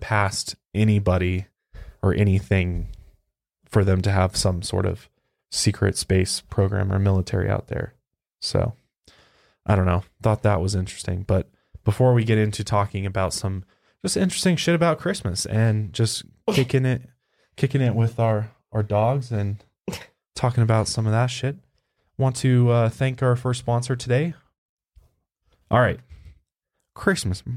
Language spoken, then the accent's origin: English; Colorado, United States; I'm from Colorado